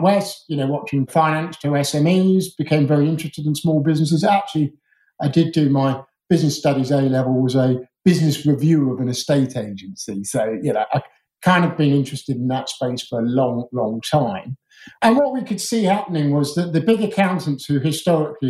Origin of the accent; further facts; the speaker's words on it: Surrey, South East England, United Kingdom; I grew up as a posh Surrey schoolboy